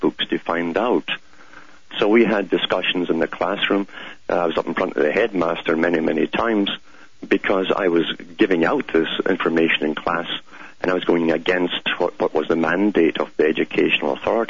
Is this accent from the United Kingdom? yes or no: yes; United Kingdom; growing up in Britain